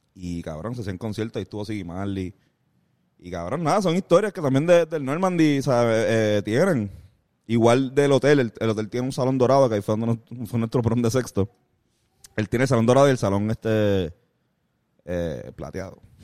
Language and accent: Spanish; San Juan, Puerto Rico; nosotros somos de Río Piedra